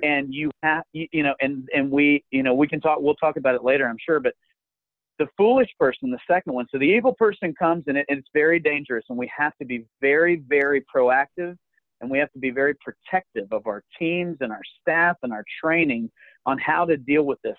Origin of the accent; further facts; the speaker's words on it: Alpharetta, Georgia, United States; my hometown of Alpharetta Roswell